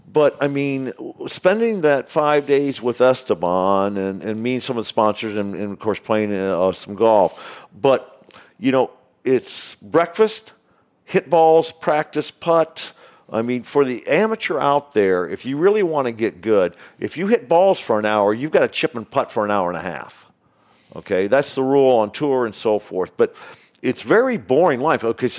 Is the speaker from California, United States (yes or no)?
yes; California, United States; going into the U.S. Open at Torrey Pines, being a Californian for 34 years, I probably played Torrey Pines 30 times easily.